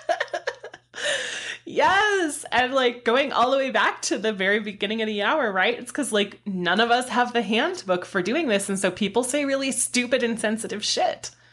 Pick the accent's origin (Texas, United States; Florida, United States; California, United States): California, United States; San Diego; moved away; born and raised in San Diego